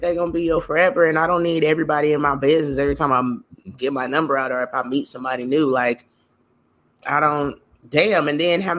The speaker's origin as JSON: {"language": "English", "region": "North Texas", "country": "United States", "said": "I am from Texas, yes, but not the entire state. Okay, we talking about the north side"}